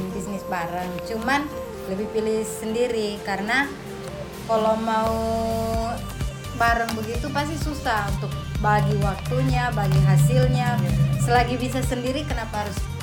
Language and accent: Indonesian; Palu, Central Sulawesi, Indonesia; Asal saya dari Palu, Sulawesi Tengah